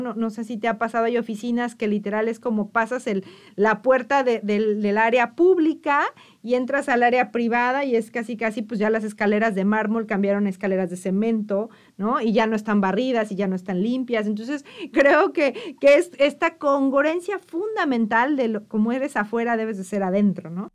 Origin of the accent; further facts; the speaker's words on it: Mexico; muchos mexicanos no conocemos